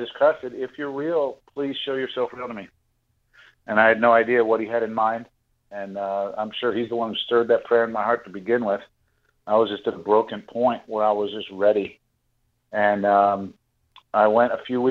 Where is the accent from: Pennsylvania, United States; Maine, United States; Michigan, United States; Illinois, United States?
Pennsylvania, United States; Pittsburgh; I grew up in the Catholic Church, and I was my family, we were all born in Pittsburgh, Pennsylvania.